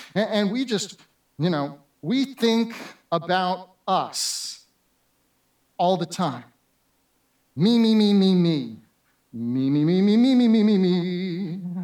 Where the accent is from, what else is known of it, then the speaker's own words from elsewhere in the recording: Southern California, United States; moved away; also born or lived in New Jersey / Florida; as a kid growing up in Southern California